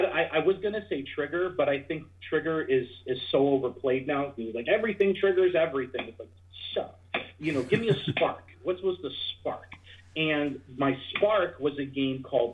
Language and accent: English; New Jersey, United States; I'm from New Jersey.